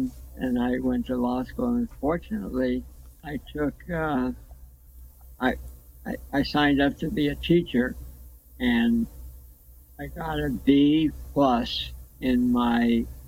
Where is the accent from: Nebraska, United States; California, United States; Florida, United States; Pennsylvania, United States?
California, United States; Los Angeles; I grew up in Los Angeles